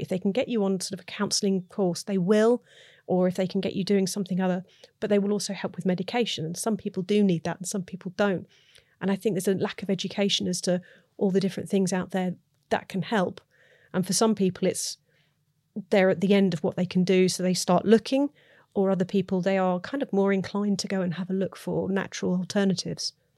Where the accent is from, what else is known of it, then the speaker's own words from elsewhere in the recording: United Kingdom; I'm British